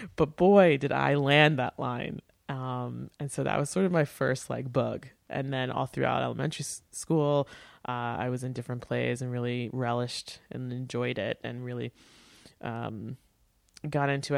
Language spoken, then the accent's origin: English; Port Washington, New York, United States; my hometown, Port Washington